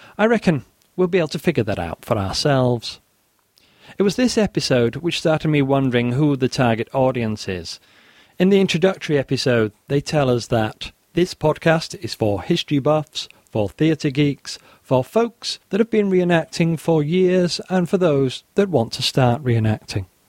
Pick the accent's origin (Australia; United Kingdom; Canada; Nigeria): United Kingdom; the north of England; I am an Englishman raised in the north of England, working class background